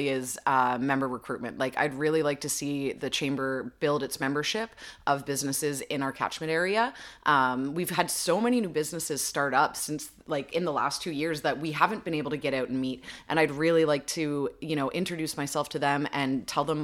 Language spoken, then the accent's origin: English; Little Britain, Ontario, Canada; also born or lived in Lindsay; growing up in Little Britain, going to high school here in Lindsay